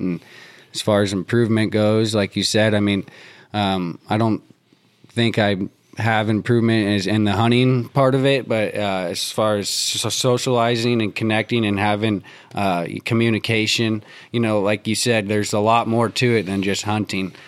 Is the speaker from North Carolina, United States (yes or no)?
yes; Durham, North Carolina, United States; I grew up in Durham